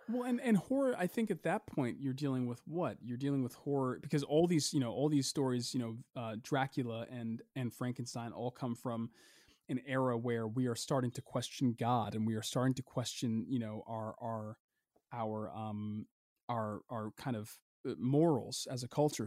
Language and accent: English; United States; we as a people, as a culture, as an American culture